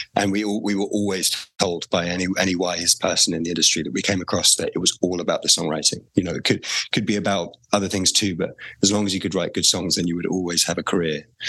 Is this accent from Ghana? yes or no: no; England, United Kingdom; as a an English person